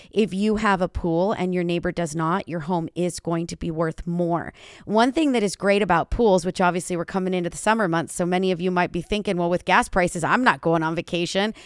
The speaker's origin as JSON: {"language": "English", "region": "California", "country": "United States", "tie": "born or raised there", "said": "my hometown is California. This is where I'm sitting."}